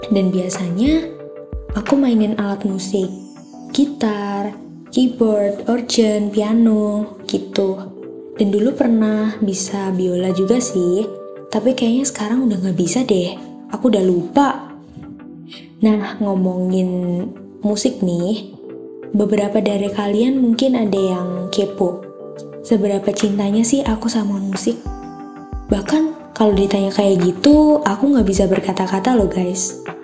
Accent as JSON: {"language": "Indonesian", "town": "Magelang", "region": "Central Java", "country": "Indonesia", "tie": "born there", "said": "Aku kelahiran Magelang 28 Maret 2004."}